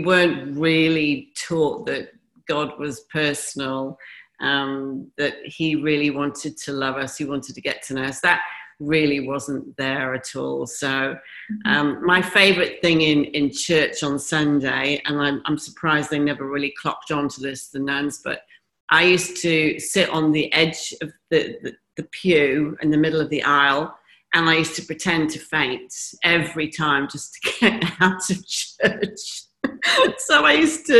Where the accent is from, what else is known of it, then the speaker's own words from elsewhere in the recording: Pontypool, Wales, United Kingdom; moved away; also born or lived in Henley-on-Thames, England / Newport, Wales / Bahrain / Dubai; we lived in Wales. Actually, I was born just outside of London in Henley-on-Thames. And then we moved to Newport. And then we moved to Pontypool, which is South Wales